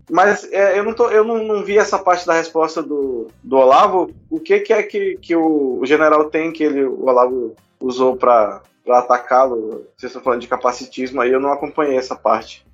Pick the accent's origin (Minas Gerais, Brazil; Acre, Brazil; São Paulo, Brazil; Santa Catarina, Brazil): Acre, Brazil; Acre border with Bolivia, Brazil; a minha família morava na fronteira do Acre com a Bolívia e não tinha hospital do lado de cá. Aí, como eu tinha que vir nascer de cesárea, eu nasci do lado de lá da fronteira, mas só nasci mesmo, voltei e fui registrado aqui